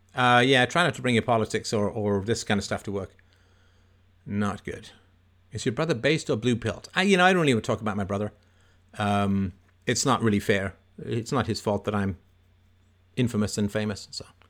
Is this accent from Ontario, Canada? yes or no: yes; Toronto, Ontario, Canada; I do have a lot of, lot of fond memories about growing up in Don Mills.